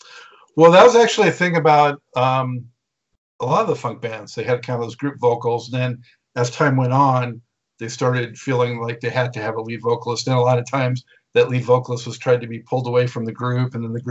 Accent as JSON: {"language": "English", "region": "Ohio", "country": "United States", "said": "I'm like, wow, I was from Ohio too."}